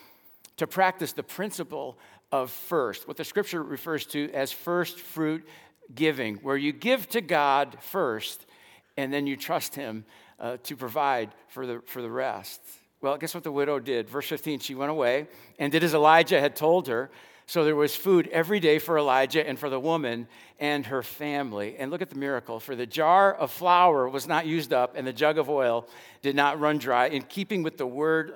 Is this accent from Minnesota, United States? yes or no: no; Dallas, Texas, United States; also born or lived in Lincoln, Illinois; I grew up in West Dallas